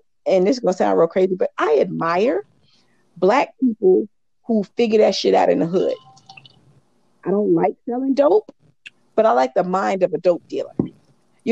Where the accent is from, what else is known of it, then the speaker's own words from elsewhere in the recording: St. Stephen, South Carolina, United States; moved away; I'm from St. Stephen, and until I moved from St. Stephen